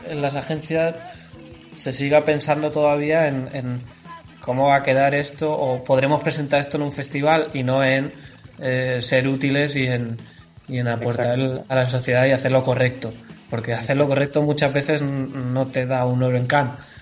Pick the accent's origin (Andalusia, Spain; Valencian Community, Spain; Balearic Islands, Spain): Andalusia, Spain; yo soy andaluz